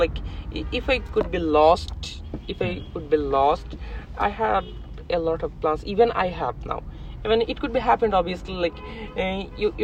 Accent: Kushtia, Khulna Division, Bangladesh; I live in Kustia. Even I'm also from Kustia

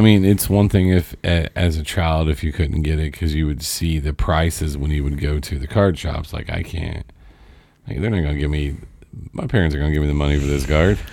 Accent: Seymour, Indiana, United States; we're from Seymour, me and Josh

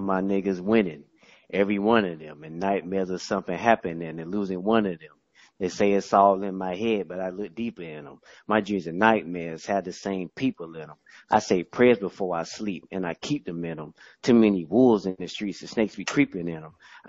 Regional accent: Jacksonville, Florida, United States; now in Tallahassee, United States; I'm from Duval.

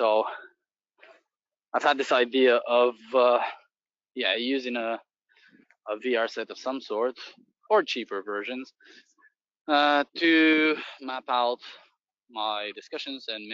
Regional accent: Bulgaria; moved away; I'm originally from Bulgaria.

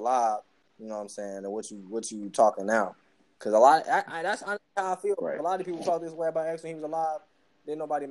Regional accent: Chicago, Illinois, United States; I'm from Chicago

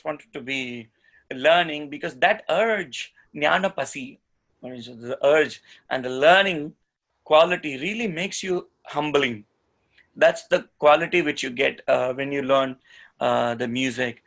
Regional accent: India; I'm an Indian

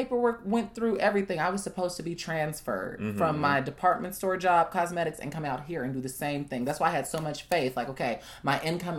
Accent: Chicago, Illinois, United States; I'm from Chicago. I know the lay of the land

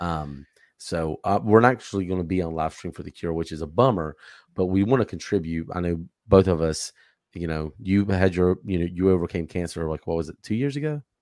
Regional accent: Charlotte, North Carolina, United States; I'm from the Charlotte area

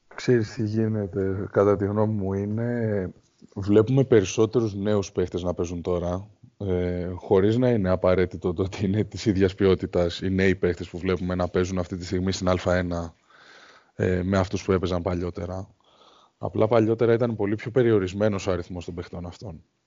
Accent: Greece; σαν Έλληνες αθλητές

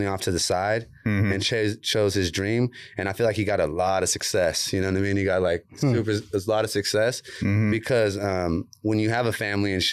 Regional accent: Oceano, California, United States; I grew up in Oceano

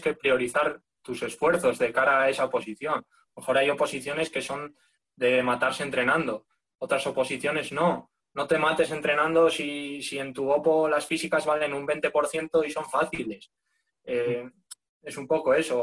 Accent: León, Castile and León, Spain; moved away as an adult; also born or lived in Asturias; yo soy de León, lo que pasa es que me fui a estudiar a, la Uni a Asturias

